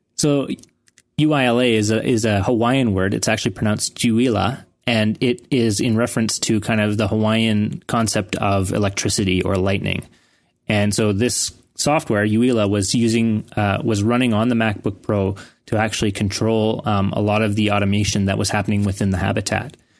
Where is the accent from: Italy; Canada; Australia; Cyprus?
Canada; I was from Canada